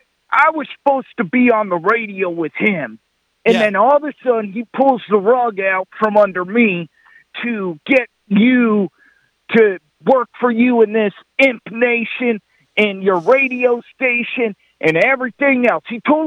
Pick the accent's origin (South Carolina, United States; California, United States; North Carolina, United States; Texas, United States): Texas, United States; Lubbock; Well, I tell you … I'm from Lubbock, Texas.